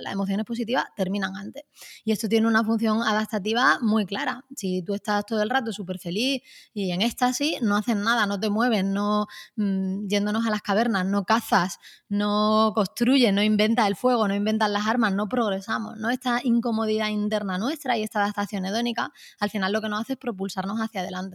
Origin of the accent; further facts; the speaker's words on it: Málaga, Andalusia, Spain; me uní a un taller de escritura creativa en Málaga, de donde yo soy